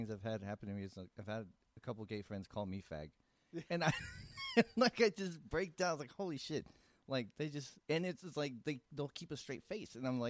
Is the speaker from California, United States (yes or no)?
yes; San Francisco, California, United States; we're from San Francisco